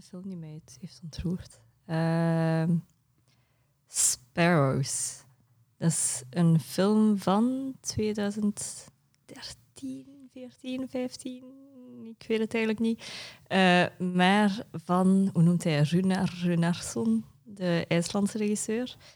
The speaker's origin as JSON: {"language": "Dutch", "region": "Tokyo", "country": "Japan", "tie": "born or raised there", "also_born_or_lived": "Jette, Belgium", "said": "maar officieel op mijn Japans paspoort ben ik van Onomichi. Maar ik was daar nog nooit geweest, omdat ik in Japan in Tokio ben opgegroeid."}